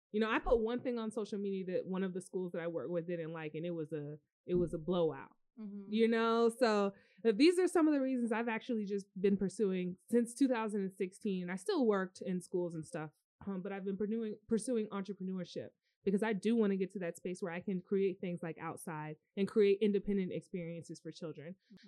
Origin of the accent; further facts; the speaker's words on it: North Carolina, United States; Like even growing up in North Carolina, there were, you know, situations where people were teaching children of people that they taught.